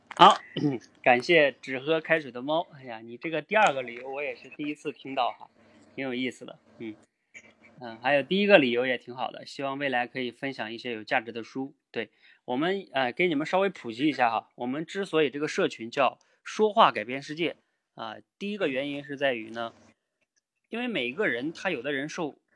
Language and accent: Chinese; Jilin, China; now in Beijing, China; 我也是吉林人，我也在北京